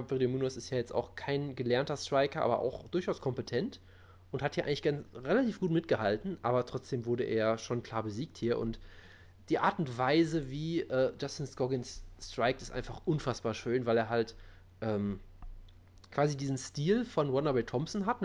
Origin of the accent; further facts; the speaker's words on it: Brazil; ich bin Brasilianer, der Typ macht ständig Brasilien-Kicks.